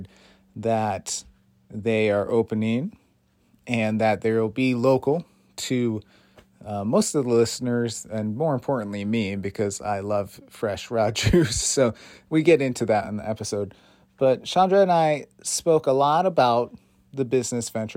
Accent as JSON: {"language": "English", "town": "Belchertown", "region": "Massachusetts", "country": "United States", "said": "My office is in Amherst, but I am from Belchertown"}